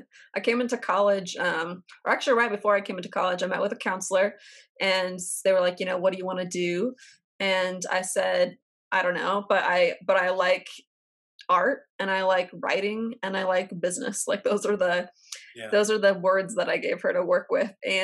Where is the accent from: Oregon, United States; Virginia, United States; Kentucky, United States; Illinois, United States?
Oregon, United States; Portland; moved away; also born or lived in Texas; I'm from Portland